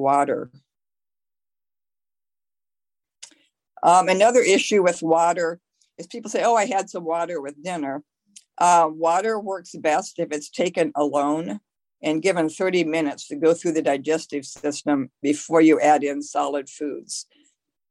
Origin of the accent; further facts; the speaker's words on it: Midwest, United States; I'm from the Midwest, for instance, and our water in our city is one of the top five worst waters in the country.